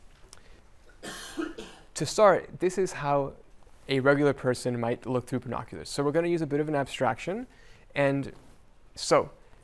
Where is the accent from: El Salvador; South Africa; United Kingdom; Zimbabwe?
El Salvador; moved away; I was born in El Salvador